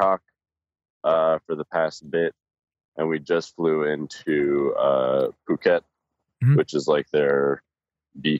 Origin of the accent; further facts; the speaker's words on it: Seattle, Washington, United States; moved away as an adult; now in Colorado, United States; originally I'm from Seattle, Washington. I moved to Colorado in 2010 to go to college.